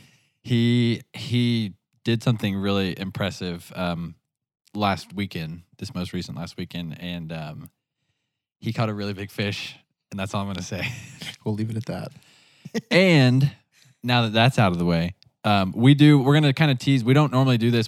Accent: the Ozarks, United States; growing up in the Ozarks

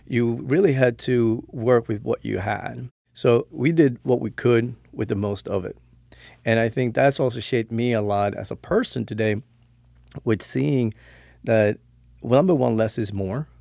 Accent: Stockholm, Stockholm County, Sweden; now in Florida, United States; born and raised, uh, grew up in Stockholm

